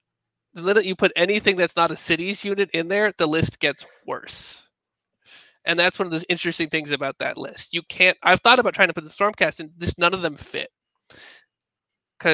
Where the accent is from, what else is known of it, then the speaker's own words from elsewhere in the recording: Albuquerque, New Mexico, United States; I'm from Albuquerque, New Mexico.